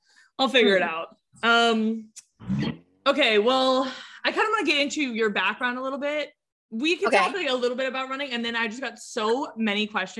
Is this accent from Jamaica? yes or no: no; San Diego, California, United States; because it's here in San Diego. I grew up in San Diego. That's where I live now.